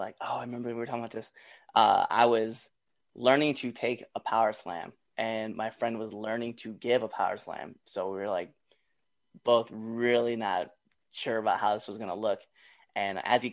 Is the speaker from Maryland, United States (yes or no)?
yes; Baltimore, Maryland, United States; I'm from Baltimore.